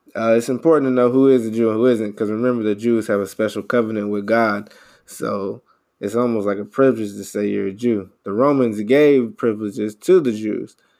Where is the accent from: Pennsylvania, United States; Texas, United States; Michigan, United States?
Texas, United States; Houston; I grew up in Houston.